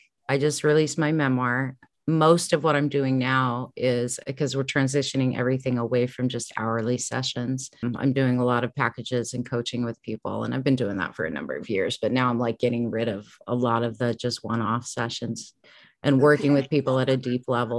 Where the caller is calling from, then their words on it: San Antonio, Texas, United States; also born or lived in Durango / San Diego; San Antonio.